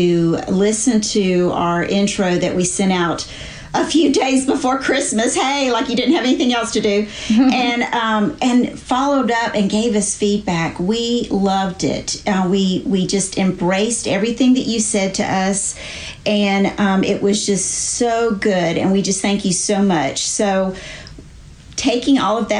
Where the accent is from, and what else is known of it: Charleston, South Carolina, United States; born or raised there; moved away as an adult; now in North Carolina, United States